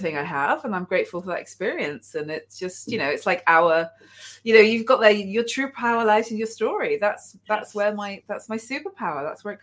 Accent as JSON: {"language": "English", "town": "Manchester", "region": "North West England", "country": "United Kingdom", "tie": "born or raised there", "said": "I was raised in Manchester, which is in the northwest of England"}